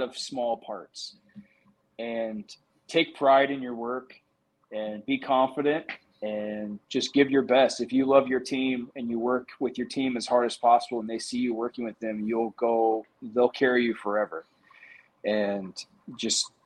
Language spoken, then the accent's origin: English; Danville, Indiana, United States; moved away as an adult; also born or lived in West Lafayette, Indiana; now in Miami, United States; So that's kind of where I'm from.